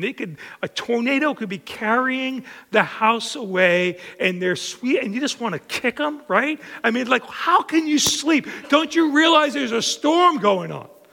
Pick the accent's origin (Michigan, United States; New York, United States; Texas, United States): New York, United States; Long Island; born or raised there